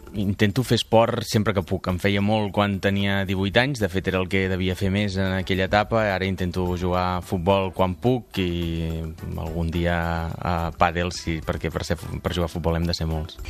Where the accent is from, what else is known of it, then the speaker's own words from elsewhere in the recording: Palafrugell, Catalonia, Spain; a presentar-me a les municipals del meu poble i acabar siguent alcalde de, de Palafrugell